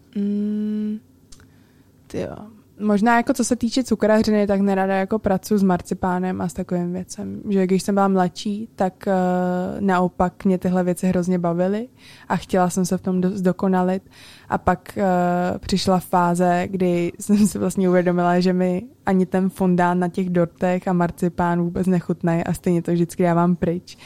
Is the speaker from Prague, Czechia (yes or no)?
yes; Prague, Czechia; já jsem se narodila v Praze a vyrůstala jsem celý život v Praze a celá moje rodina uh, je na Slovensku pořád